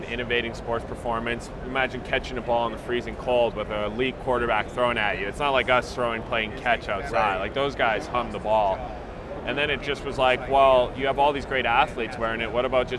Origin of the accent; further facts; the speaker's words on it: Calgary, Alberta, Canada; moved away as an adult; also born or lived in San Francisco, United States; now in Dallas, United States; I'm originally from Canada